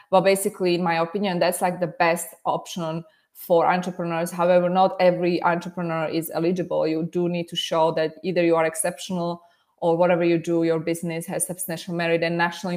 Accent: Slovakia; English is a second language; moved away as an adult; now in United States; originally I was born and raised in Slovakia

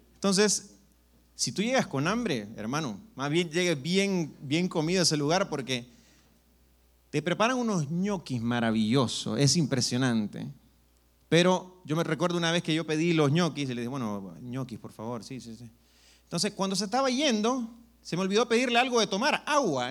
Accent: El Salvador; moved away; yo soy del Salvador

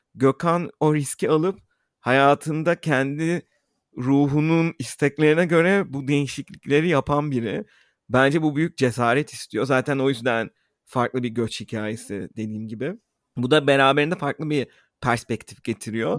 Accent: Istanbul, Turkey; İstanbul'da büyüdüğümüz için

